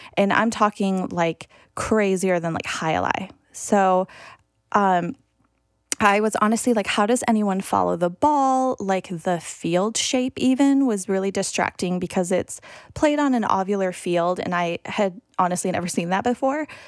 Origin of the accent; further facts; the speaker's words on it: United States; as an American who maybe has a little different perspective on the game